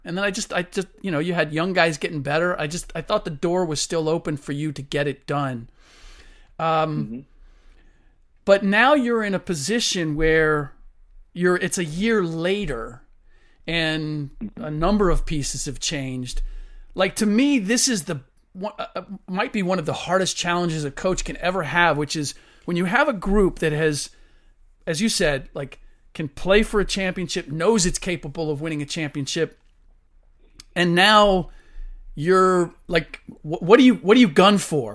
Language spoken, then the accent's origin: English; Cincinnati, Ohio, United States; I grew up in Cincinnati, where the Baldwin Music Company is located